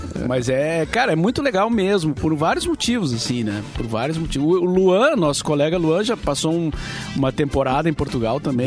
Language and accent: Portuguese; Rio Grande do Sul, Brazil; se referia a nós, ao gaúcho como sulista